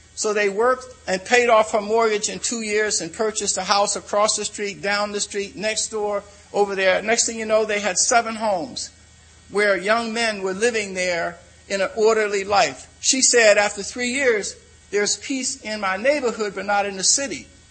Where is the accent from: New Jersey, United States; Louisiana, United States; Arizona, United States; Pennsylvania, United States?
Pennsylvania, United States; Philadelphia; I'm from Philadelphia